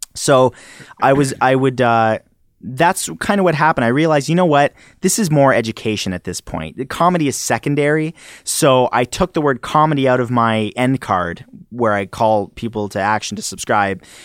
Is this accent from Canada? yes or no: yes; Canada; accent: Canadian; do you guys hear an accent the way I speak? 'Cause I'm Canadian